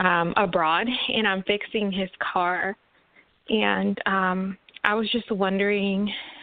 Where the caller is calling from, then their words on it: Washington, United States; I'm calling from Washington State